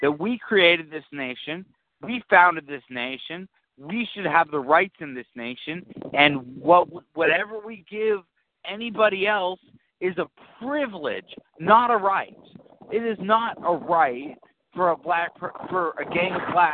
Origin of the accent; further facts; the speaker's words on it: the South, United States; I'm a Southerner